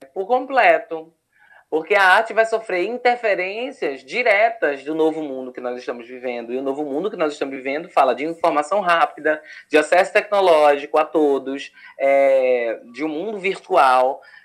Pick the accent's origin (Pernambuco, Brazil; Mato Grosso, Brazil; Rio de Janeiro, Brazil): Pernambuco, Brazil; Recife; eu sou de Recife